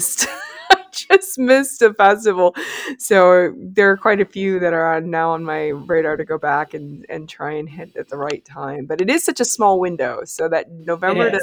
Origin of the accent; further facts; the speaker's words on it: Wisconsin, United States; moved away; also born or lived in Seattle / Denver; growing up in Wisconsin, we had tons of Christmas markets